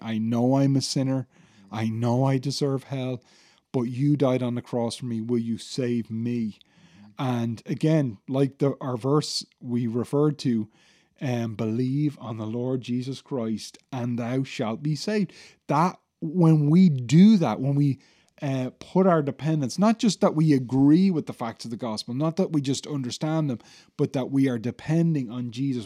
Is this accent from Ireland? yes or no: yes; Ireland; many of us as Irish people